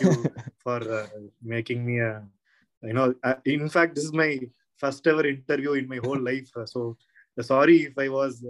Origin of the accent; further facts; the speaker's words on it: Tamil Nadu, India; English is a second language; now in Karnataka, India; he came from, Karnataka to Tamil Nadu, but I came from Tamil Nadu to Karnataka, which I feel very close